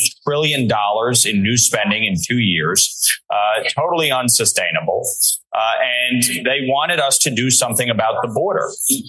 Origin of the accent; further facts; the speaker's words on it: New York, United States; dealing with our southern border, which in my home state of New York has created an absolute calamity.